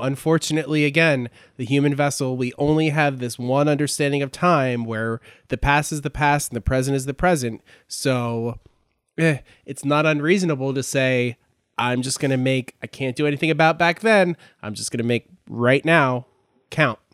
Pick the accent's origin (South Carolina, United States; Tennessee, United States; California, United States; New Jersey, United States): New Jersey, United States; I grew up in South Jersey